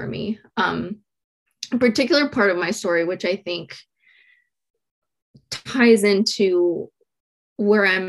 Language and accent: English; San Diego, California, United States; born or raised there; also born or lived in Mexico